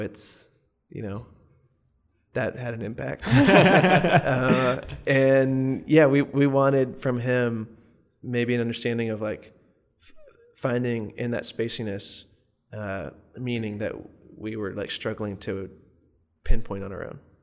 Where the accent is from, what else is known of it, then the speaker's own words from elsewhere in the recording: Morganton, North Carolina, United States; moved away as an adult; also born or lived in Chapel Hill, North Carolina; I'm from Morganton, North Carolina in the mountains, and when I moved to Chapel Hill for school